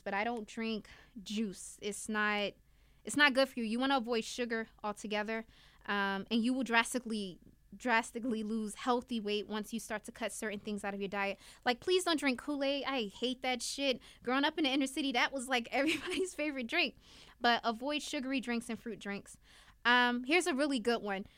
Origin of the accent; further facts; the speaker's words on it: Newark, New Jersey, United States; I'm from Newark, New Jersey. I grew up in an urban city.